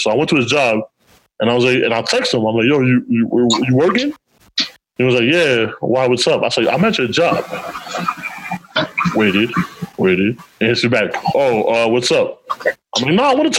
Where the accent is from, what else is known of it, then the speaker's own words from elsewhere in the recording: New York City, New York, United States; also born or lived in the Bronx; I'm from Harlem